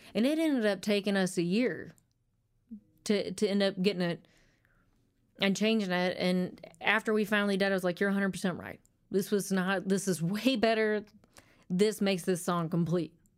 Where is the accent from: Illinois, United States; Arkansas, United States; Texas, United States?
Arkansas, United States; Conway; moved away; also born or lived in Little Rock, Arkansas / North Little Rock, Arkansas / Hot Springs, Arkansas / Nashville, Tennessee; went to Conway for most of my, my rearing years